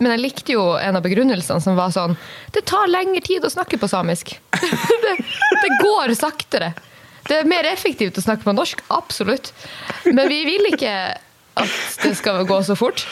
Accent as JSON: {"language": "Norwegian", "town": "Kirkenes", "region": "Finnmark", "country": "Norway", "moved": "yes", "said": "Når jeg er hjemme i Kirkenes og mormor skal lage uh, middag"}